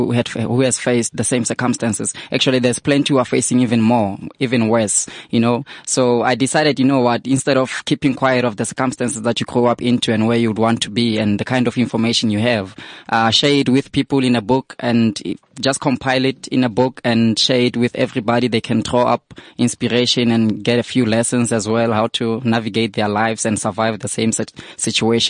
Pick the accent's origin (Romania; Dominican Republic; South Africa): South Africa; Vanderbijlpark, Gauteng; I'm from Deval, I'm from Van der Bijl